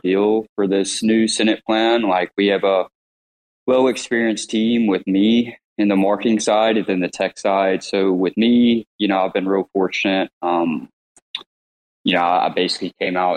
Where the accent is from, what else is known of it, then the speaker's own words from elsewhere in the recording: Mississippi, United States; I'm from Mississippi, no college degree